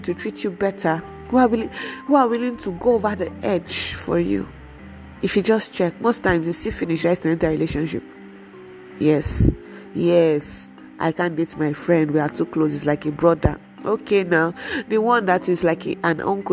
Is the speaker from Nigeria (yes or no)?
yes; Nigeria; we are in a Nigerian home